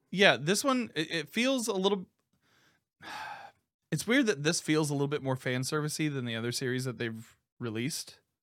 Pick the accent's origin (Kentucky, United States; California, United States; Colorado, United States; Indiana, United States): Indiana, United States; Indianapolis; based out of Indianapolis, Indiana, my hometown